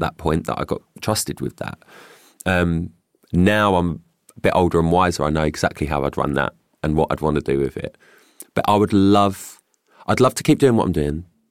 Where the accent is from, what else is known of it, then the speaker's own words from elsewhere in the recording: London, United Kingdom; I grew up in Stepney Green and it was probably the best upbringing I could have ever had